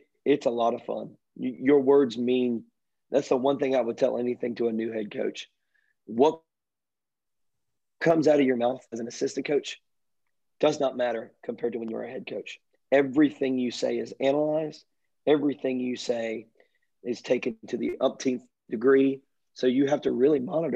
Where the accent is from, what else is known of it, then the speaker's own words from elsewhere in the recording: Richmond Hill, Georgia, United States; this is my hometown